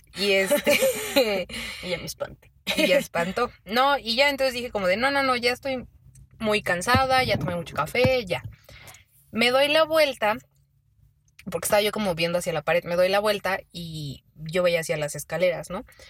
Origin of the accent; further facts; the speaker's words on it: Mexico; como buena mexicana